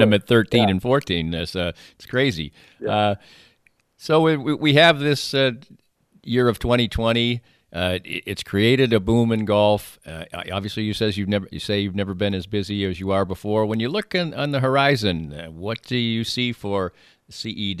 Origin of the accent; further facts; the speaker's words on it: East Coast, United States; moved away; I'm from the East Coast.